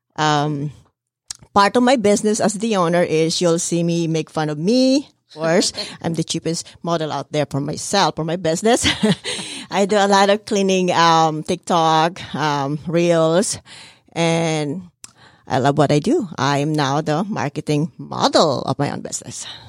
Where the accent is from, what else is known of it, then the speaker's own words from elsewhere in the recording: Philippines; moved away; I'm from the Philippines